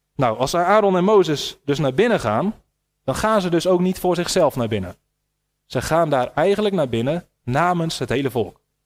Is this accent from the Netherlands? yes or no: yes; Netherlands; wij als Nederlanders